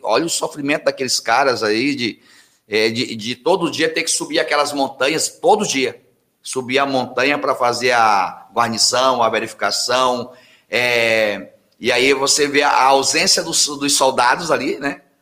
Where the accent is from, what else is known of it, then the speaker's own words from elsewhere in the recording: Anápolis, Center-West, Brazil; moved away; eu vim lá do Centro-Oeste